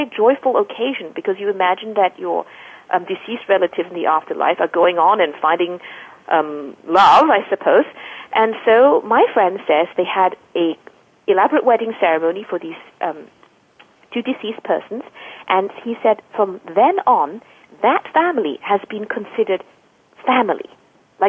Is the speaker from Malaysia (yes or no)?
yes; Malaysia; growing up in Malaysia, I heard a lot of stories from family and friends